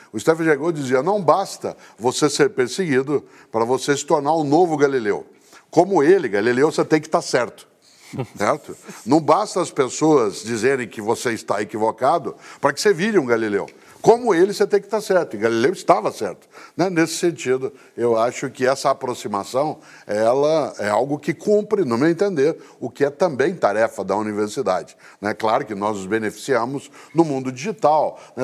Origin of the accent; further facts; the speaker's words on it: Londrina, Paraná, Brazil; em Londrina, né, que é a cidade onde nasci